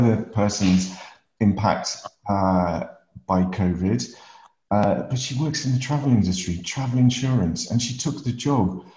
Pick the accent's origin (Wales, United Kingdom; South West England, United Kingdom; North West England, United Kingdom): North West England, United Kingdom; Lake District; as a kid growing up in the Lake District, climbing hills